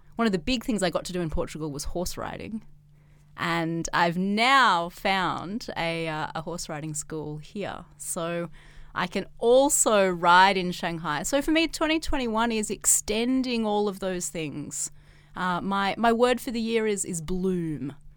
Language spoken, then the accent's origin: English; Australia; now in China